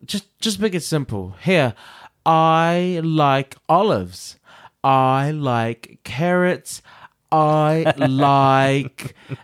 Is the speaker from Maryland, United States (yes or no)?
no; New York, United States; I'm from New York, bitch. I'm from New York.